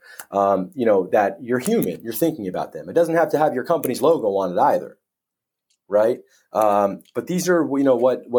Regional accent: United States; moved away as an adult; now in United Kingdom; as an American coming over to the UK

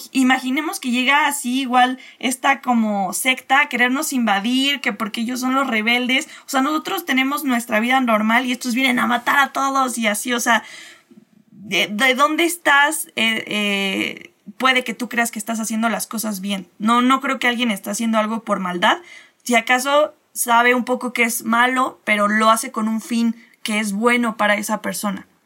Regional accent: Mexico

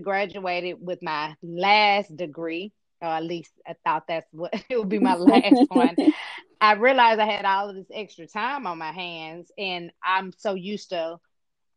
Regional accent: Memphis, Tennessee, United States; I was born and raised here in Memphis, Tennessee

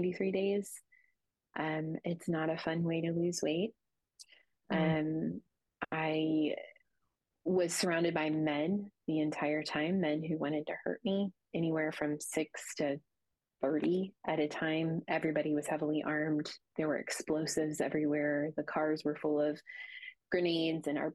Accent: United States; being an American woman

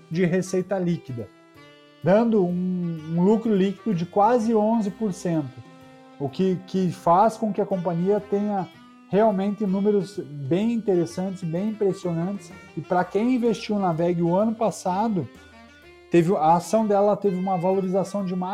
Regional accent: Curitiba, Paraná, Brazil; Olha, eu sou curitibano.

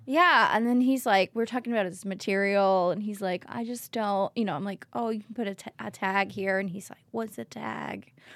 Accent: Oakland, California, United States; I'm from Oakland

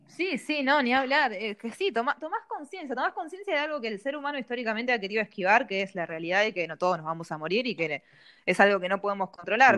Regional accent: Bahía Blanca, Buenos Aires Province, Argentina; yo sigo acá en Bahía

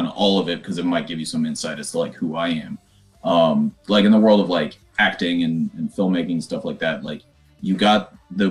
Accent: Kansas City, United States; moved away as an adult; now in Chicago, United States; I actually just moved up to Chicago about a year ago. I'm from Kansas City

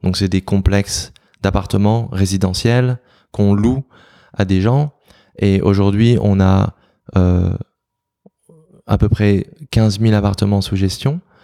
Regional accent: Nancy, Grand Est, France; moved away as an adult; also born or lived in Seoul, South Korea; now in New York, United States; moi je viens de Nancy

